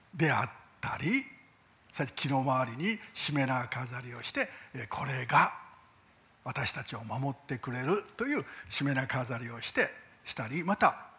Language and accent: Japanese; Japan